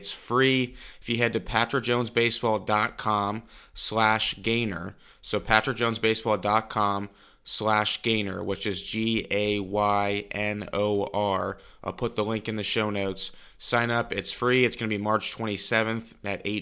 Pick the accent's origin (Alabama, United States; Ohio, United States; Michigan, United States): Ohio, United States; Cincinnati; growing up in Cincinnati